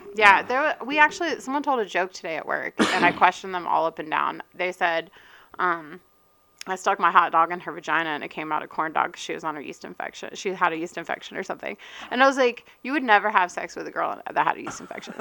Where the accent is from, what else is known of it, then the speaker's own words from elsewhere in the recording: Eastern North Carolina, United States; moved away as an adult; also born or lived in Raleigh, North Carolina / Charleston, South Carolina / Maine; now in Colorado, United States; I was born and raised in Eastern North Carolina